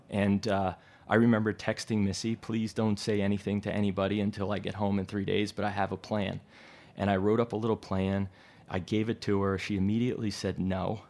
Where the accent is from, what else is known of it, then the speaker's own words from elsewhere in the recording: Jersey Shore, New Jersey, United States; moved away as an adult; also born or lived in Virginia; now in New York, United States; I grew up in New Jersey, the Jersey Shore